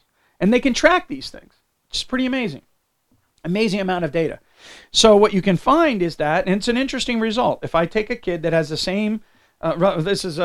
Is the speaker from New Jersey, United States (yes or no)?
yes; New Jersey, United States; I grew up in New Jersey